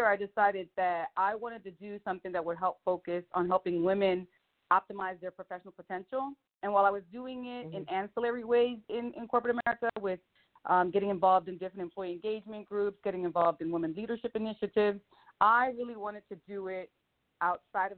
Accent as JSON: {"language": "English", "town": "Philadelphia", "region": "Pennsylvania", "country": "United States", "moved": "yes", "lives_now": "Las Vegas, United States", "said": "I'm from Philly"}